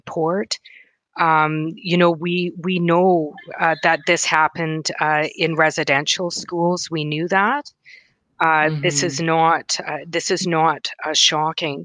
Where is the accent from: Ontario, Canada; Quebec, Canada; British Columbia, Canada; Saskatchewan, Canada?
Saskatchewan, Canada; Wood Mountain Lakota Nation; also born or lived in Thompson, Manitoba; now in Winnipeg, Canada; I'm from Wood Mountain Lakota Nation in Treaty Four Territory, Saskatchewan.